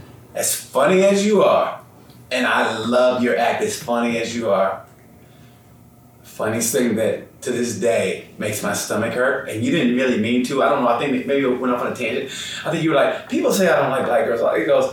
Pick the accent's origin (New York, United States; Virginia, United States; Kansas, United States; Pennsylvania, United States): Kansas, United States; Wichita; That's my hometown.